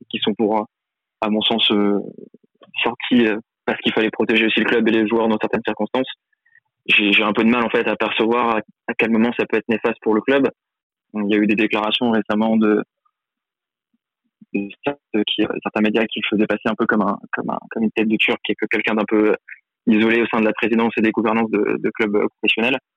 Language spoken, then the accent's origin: French; Lyon, Auvergne-Rhône-Alpes, France; now in Paris, France; moi je suis né à Lyon, j'ai grandi là-bas